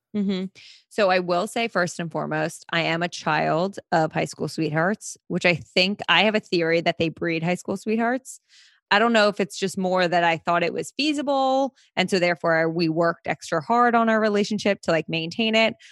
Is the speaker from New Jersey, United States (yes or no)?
yes; Princeton, New Jersey, United States; moved away as an adult; also born or lived in New York; now in Manhattan, United States; I grew up in Jersey. So, I'm from New Jersey.